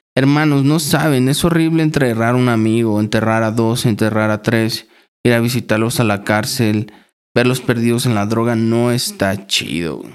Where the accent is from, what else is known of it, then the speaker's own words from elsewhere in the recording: Chignahuapan, Puebla, Mexico; Estuve trabajando en un bachillerato allá en mi ciudad, en Chignahuapan